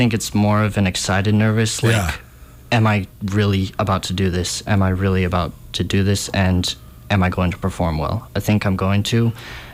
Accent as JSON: {"language": "English", "region": "Montana", "country": "United States", "said": "I'm from Montana"}